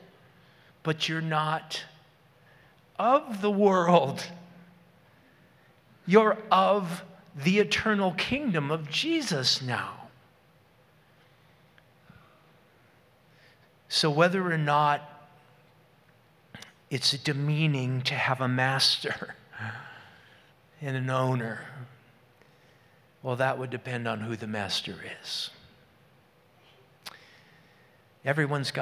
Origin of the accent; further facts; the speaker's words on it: Moose Lake, Minnesota, United States; the grocery store in my hometown of Moose Lake, the Red Owl